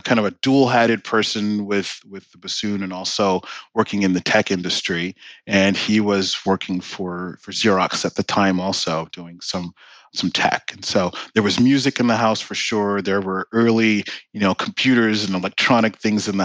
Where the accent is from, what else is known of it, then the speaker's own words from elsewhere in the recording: Washington, District of Columbia, United States; I grew up in Washington, D.C.